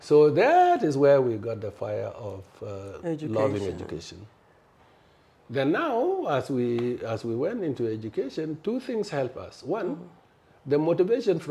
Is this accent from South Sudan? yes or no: yes; South Sudan; moved away; also born or lived in Khartoum / Nigeria; I was born in a village called Tonarepin